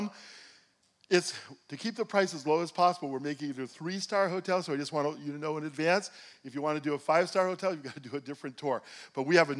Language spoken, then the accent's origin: English; Jerusalem, Jerusalem District, Israel; in Jerusalem, in my hometown